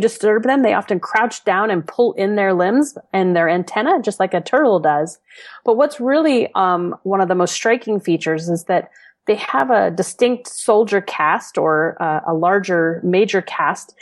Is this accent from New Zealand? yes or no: no; New Orleans, Louisiana, United States; moved away as an adult; now in Chicago, United States; I grew up in New Orleans